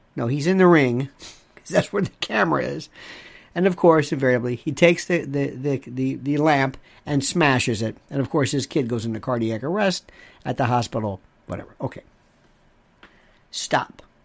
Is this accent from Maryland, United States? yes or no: no; Tampa, Florida, United States; And growing up in Tampa